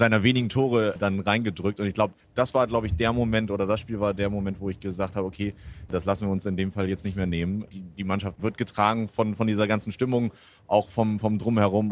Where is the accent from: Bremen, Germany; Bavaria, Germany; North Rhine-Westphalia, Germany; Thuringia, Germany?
Bremen, Germany; moved away as an adult; also born or lived in Hamburg; now in Munich, Germany; als Bremer